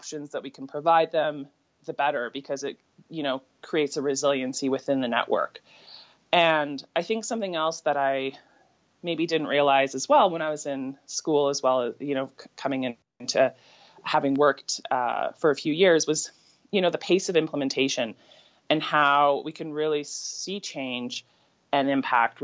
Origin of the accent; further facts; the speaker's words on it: St. Catharines, Ontario, Canada; also born or lived in Hamilton; now in Calgary, Canada; I grew up in St. Catharines